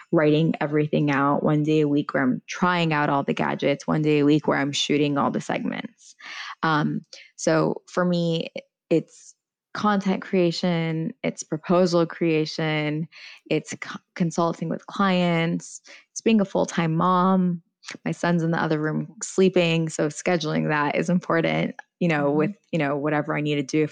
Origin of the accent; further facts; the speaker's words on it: United States; first language Farsi; English is a second language; I'm not just American, but I'm Iranian American